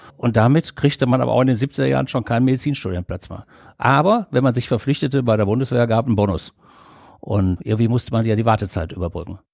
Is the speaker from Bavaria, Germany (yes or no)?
no; Düsseldorf, North Rhine-Westphalia, Germany; meine alten Heimatstadt Düsseldorf